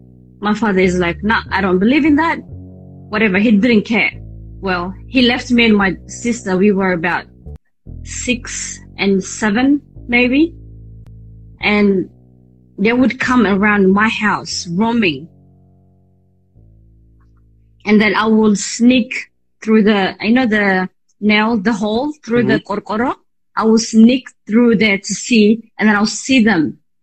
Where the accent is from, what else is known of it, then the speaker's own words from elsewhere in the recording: Addis Ababa, Ethiopia; English is a second language; also born or lived in Asmara, Eritrea; So I was born in Asmara. So my father brought us to Addis, me and my sister. So once we moved into Addis, this is a very, very long time ago.